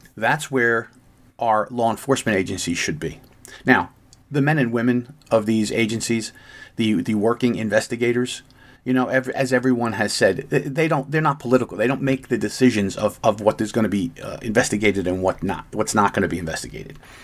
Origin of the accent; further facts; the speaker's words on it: United States; as an American who has lived most of my life.